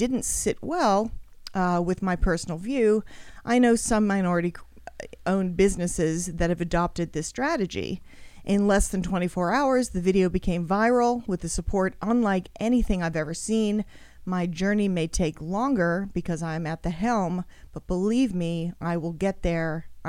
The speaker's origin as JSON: {"language": "English", "country": "Australia", "said": "Well, I'm Australian."}